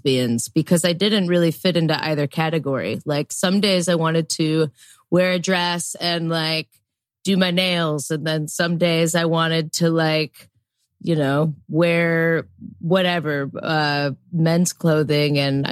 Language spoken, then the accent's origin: English; Chicago, Illinois, United States; I grew up in Chicago, and between growing up in the suburbs